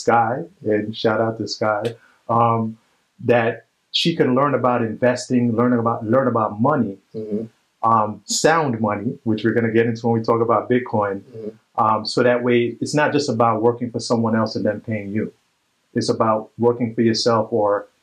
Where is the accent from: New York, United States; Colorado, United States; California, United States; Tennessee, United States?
New York, United States; New York City; I'm from Brooklyn